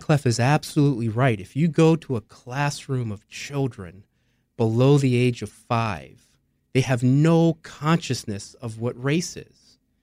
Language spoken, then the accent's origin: English; Philadelphia, Pennsylvania, United States; West Philadelphia, my parents' household